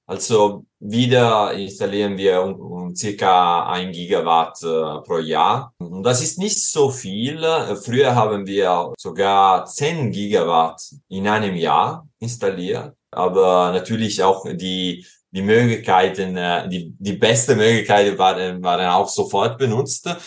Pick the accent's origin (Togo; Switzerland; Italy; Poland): Italy; Southern Italy; born there; German is a second language; ich wurde in Süditalien geboren und äh, vor zwei Jahren war ich dort wieder im Sommer während der Pandemie